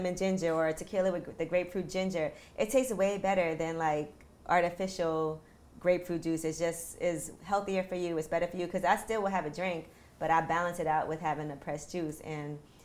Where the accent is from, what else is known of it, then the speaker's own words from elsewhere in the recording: New York City, New York, United States; one of my friends that I grew up with in Brooklyn